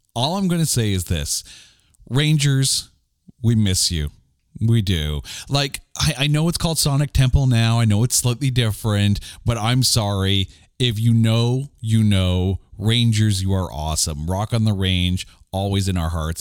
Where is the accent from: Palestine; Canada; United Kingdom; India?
Canada; we're Canadian